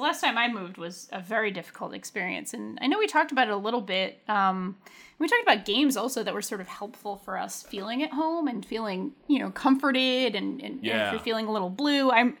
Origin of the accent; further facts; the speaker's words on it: Pawtucket, Rhode Island, United States; We have the Red Sox farm team basically is in my hometown, the Pawtucket Red Sox. And like, I grew up going to those games my whole life as a little kid.